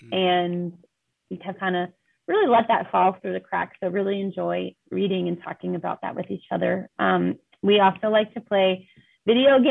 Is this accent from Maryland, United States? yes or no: yes; Walkersville, Maryland, United States; moved away as an adult; also born or lived in Queens, New York / Pennsylvania; now in South Bend, United States; I grew up in Walkersville in Maryland